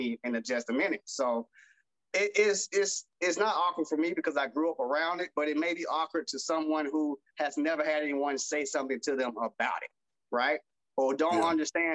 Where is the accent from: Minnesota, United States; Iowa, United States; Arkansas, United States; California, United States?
Arkansas, United States; I'm from the South, I'm from Arkansas, so it's Southern in the South.